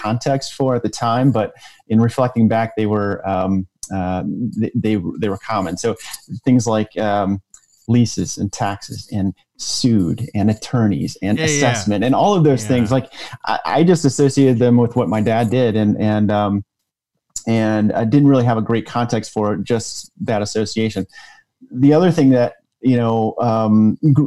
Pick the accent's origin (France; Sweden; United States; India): United States; Michigan; grew up in Michigan